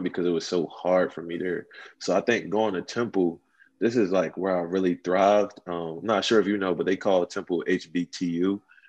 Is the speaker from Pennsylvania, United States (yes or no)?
yes; Philadelphia, Pennsylvania, United States; also born or lived in Oakland, California; I came to Philly around the age of elementary school. Mm-hmm. So this is where I just started life. And my neighborhood, I would say, is like any other impoverished neighborhood. I grew up in Southwest Philly